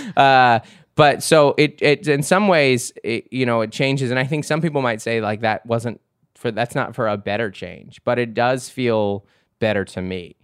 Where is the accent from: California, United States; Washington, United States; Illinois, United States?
Washington, United States; Seattle; I grew up in Seattle in the nineties